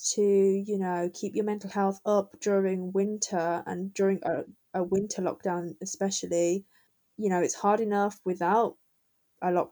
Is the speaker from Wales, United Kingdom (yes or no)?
no; Birmingham, West Midlands, United Kingdom; I'm from Birmingham